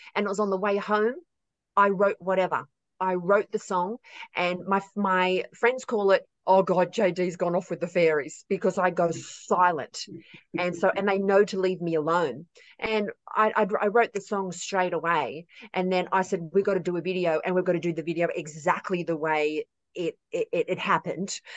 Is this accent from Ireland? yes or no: no; rural New South Wales, Australia; I'm from uh, rural New South Wales, right in the heart of it. Um, it is awesome out here.